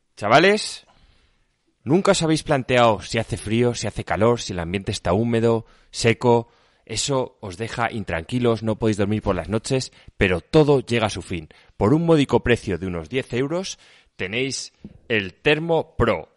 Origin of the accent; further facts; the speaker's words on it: Seville, Andalusia, Spain; now in Madrid, Spain; Nací en, Sevilla, pero mi sangre es alicantina